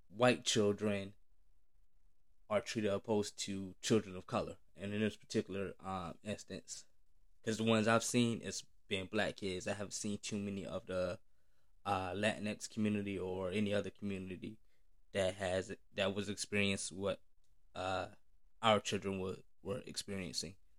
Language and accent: English; United States; as a black man growing up in America